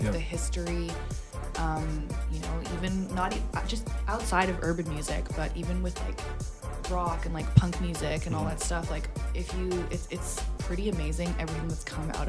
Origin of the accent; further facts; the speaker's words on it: Hong Kong; also born or lived in England; I was born in England, and so a lot of my family still lives over there. So my older brother lives there now. I went there a lot, like, as a kid, like, living in Hong Kong.